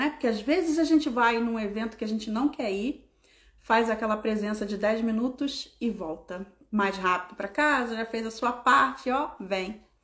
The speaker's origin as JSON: {"language": "Portuguese", "region": "Rio de Janeiro", "country": "Brazil", "said": "12, porque eu sou bem carioca, né?"}